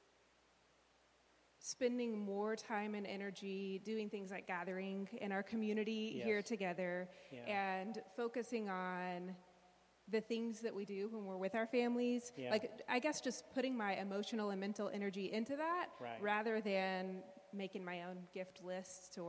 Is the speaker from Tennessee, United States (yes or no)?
yes; Memphis, Tennessee, United States; I grew up in Memphis, Tennessee